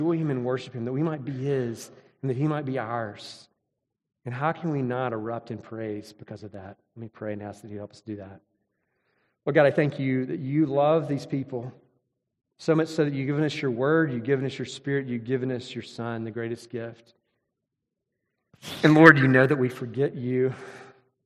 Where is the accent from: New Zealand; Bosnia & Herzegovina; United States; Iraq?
United States; Mississippi; I grew up in Mississippi.